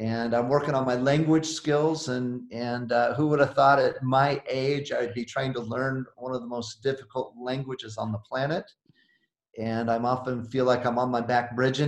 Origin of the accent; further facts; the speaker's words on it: Oregon, United States; moved away as an adult; also born or lived in Idaho / Colorado Springs, Colorado; I'm from the Northwest, born in Idaho, and but spent most of my life in the great state of Oregon